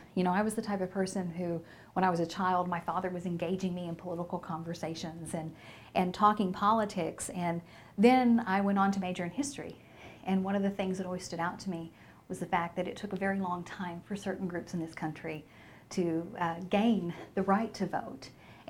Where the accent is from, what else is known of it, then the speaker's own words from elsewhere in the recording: California, United States; You know, I was from California originally, and so we were kind of considered to be transplants in the area.